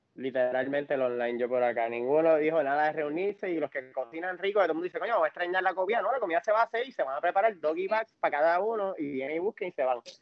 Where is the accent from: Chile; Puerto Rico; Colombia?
Puerto Rico; Somos puertorriqueños que cuando nos damos par de palos tratamos de dar la bomba.